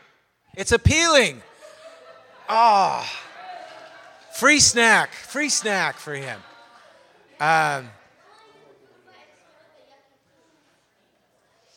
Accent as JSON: {"language": "English", "country": "Canada", "said": "I'm a Canadian"}